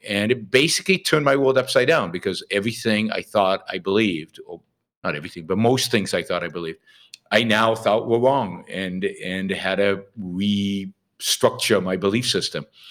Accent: Israel; I was sixteen, uh, I was living in Israel. I grew up in Israel.

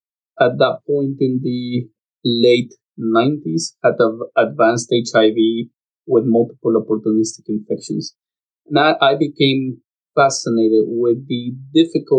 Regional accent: Lima, Peru; moved away as an adult; I was born in Lima, Peru.

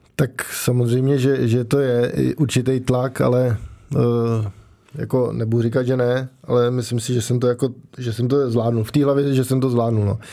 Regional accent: Prague, Czechia; já jsem vlastně od malička bydlel v Praze

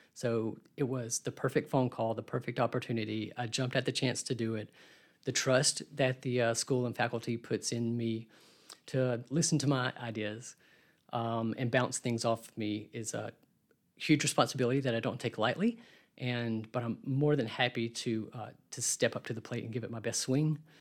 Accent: Birmingham, Alabama, United States; I grew up here in Birmingham

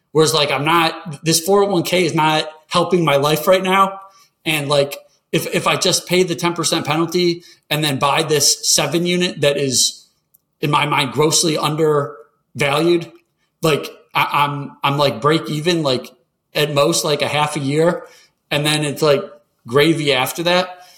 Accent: Michigan, United States; moved away; also born or lived in North Carolina; I grew up in Michigan

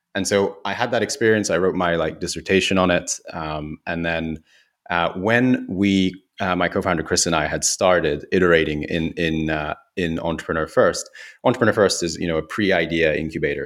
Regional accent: Kyoto, Japan; moved away; also born or lived in United Kingdom; in Kyoto where I grew up

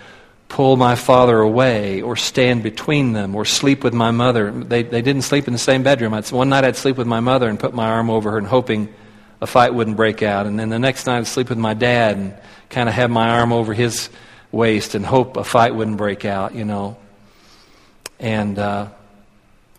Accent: Tulsa, Oklahoma, United States; moved away as an adult; now in Colorado Springs, United States; I was born and raised in Tulsa. Lived all of my life there until last July

